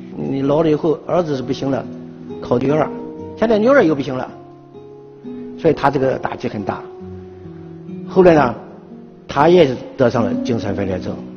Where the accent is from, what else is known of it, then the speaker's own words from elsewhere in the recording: Qingdao, Shandong, China; moved away as an adult; 离开了九院，回到了我的家乡，山东省青岛市